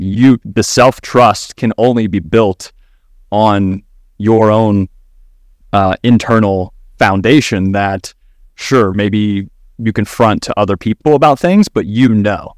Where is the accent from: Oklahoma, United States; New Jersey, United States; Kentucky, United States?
Kentucky, United States; now in Austin, United States; I am based out of Austin, Texas right now, born and raised in Kentucky